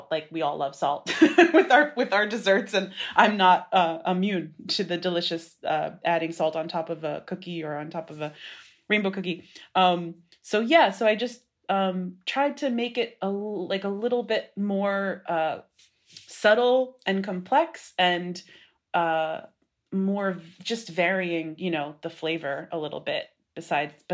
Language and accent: English; Brooklyn, New York, United States; I wanted to be in Brooklyn for sure. I'm from Brooklyn and uh, to some extent I moved here when I was 15